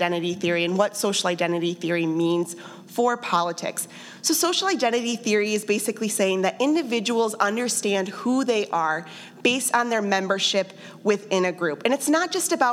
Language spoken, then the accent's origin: English; Johnson County, Kansas, United States; I'm from Johnson County, and I live there now